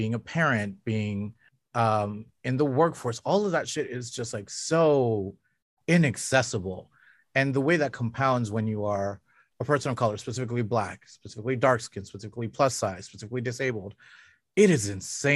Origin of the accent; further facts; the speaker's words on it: Canada; as a Canadian